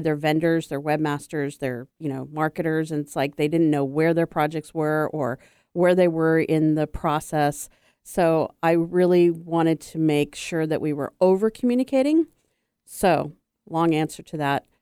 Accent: U.S. Virgin Islands; I grew up on St. Croix, which I was a minority

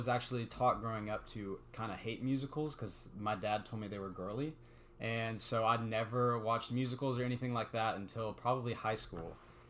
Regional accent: Houston, Texas, United States; moved away as an adult; also born or lived in Arkansas; now in Clemson, United States; I'm currently in Clemson with Philip, and I'm a graduate student in engineering. I'm originally from Houston, Texas, and I went to undergraduate school at the University of Arkansas.

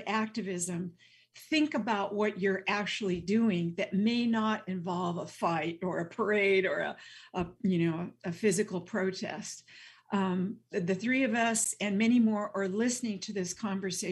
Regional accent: Western Nebraska, United States; I grew up in Western Nebraska in a totally white environment

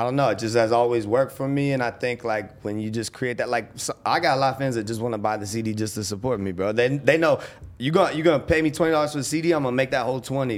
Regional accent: Winter Springs, Florida, United States; from Orlando. I'm from Winter Springs

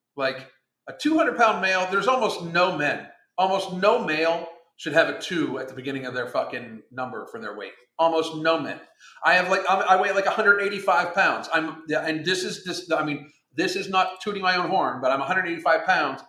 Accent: Pittsburgh, Pennsylvania, United States; moved away; I'm from Pittsburgh

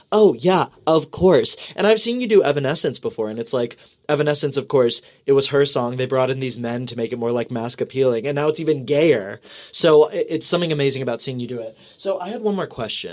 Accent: Texas, United States; moved away; I'm from Texas.

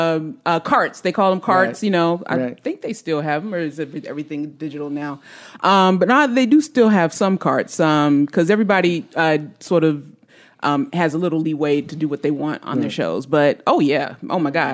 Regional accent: Gary, Indiana, United States; I grew up in Gary, Indiana

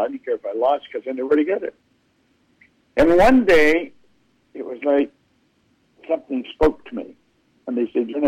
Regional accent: Toronto, Ontario, Canada; also born or lived in Owen Sound, Ontario; My mother moved us to Toronto during the Second World War. I was just a little guy. And we grew up in Toronto

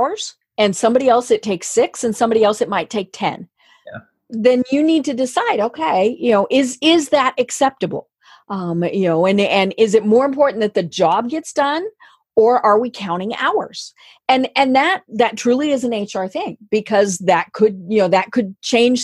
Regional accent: Colorado, United States; moved away; I'm from Colorado. Now, I don't live there now

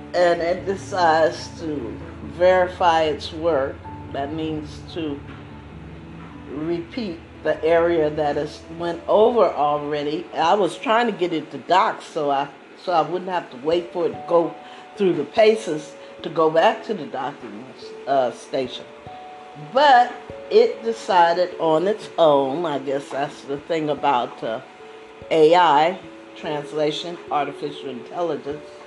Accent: East Coast, United States; I grew up on the East Coast

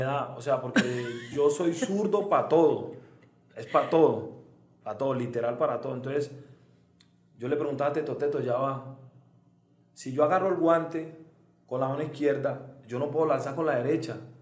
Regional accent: Medellín, Antioquia, Colombia; moved away as an adult; now in San Cristóbal, Venezuela; soy exactamente de Belén. Vivo en un barrio que se llama Belén, eh, es un barrio muy grande. Y bueno, ahí, ahí, ahí estoy desde los 8 o 9 años

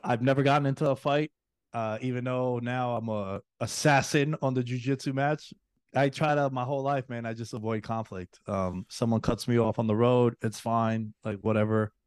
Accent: New York City, New York, United States; moved away; girls that I grew up with back in New York City

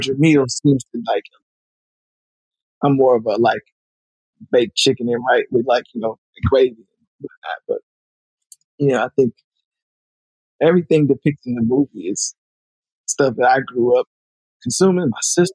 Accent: Alabama, United States; also born or lived in Montgomery; now in Los Angeles, United States; I'm from Alabama

